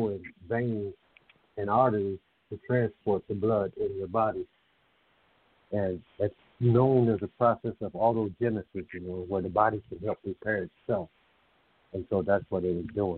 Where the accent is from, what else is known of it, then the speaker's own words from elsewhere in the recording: Indiana, United States; moved away; my hometown in Indiana